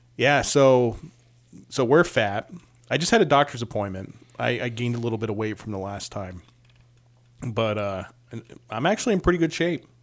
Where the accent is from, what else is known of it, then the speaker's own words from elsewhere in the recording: Connecticut, United States; I'm from Connecticut